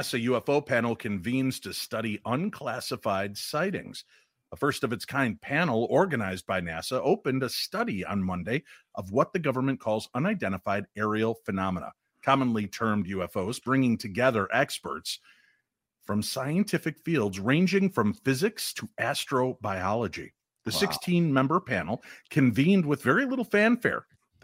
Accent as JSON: {"language": "English", "region": "the South", "country": "United States", "said": "I'm from the South"}